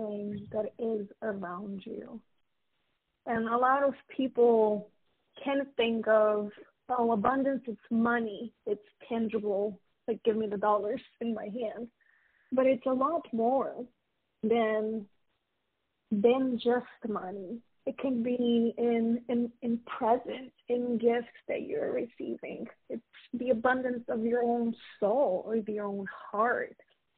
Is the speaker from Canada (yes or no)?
no; Romania; moved away as an adult; now in United States; I was born and raised in Romania